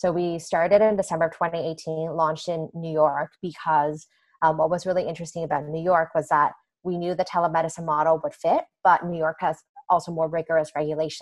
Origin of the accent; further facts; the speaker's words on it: Canada; moved away as an adult; now in United States; I grew up in Canada with a very different healthcare system